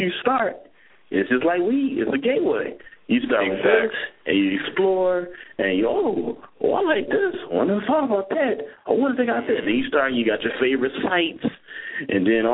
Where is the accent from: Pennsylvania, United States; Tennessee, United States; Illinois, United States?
Pennsylvania, United States; Philadelphia; I'm from Philly